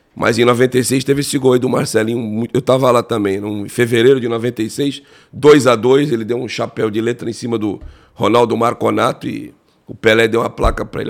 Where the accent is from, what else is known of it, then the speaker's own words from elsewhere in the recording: Cubatão, São Paulo, Brazil; como eu sou da Baixada Santista, eu morava em Cubatão, Jardim Casqueiro, Cubatão